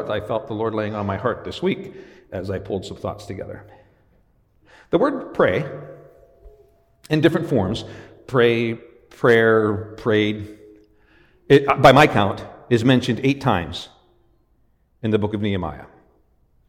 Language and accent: English; Western Pennsylvania, United States; moved away; I was raised in Western Pennsylvania.